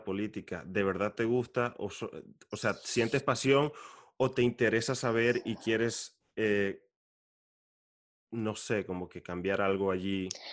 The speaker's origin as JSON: {"language": "Spanish", "country": "Venezuela", "said": "como venezolano"}